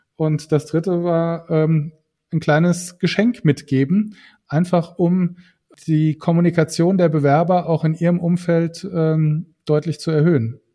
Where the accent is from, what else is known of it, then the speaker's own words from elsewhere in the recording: Saarland, Germany; als Saarländer